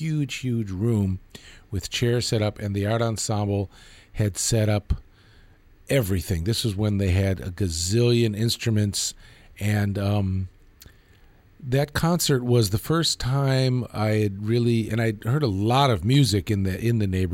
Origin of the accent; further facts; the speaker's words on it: Chicago, Illinois, United States; I grew up in Hyde Park on the south side of Chicago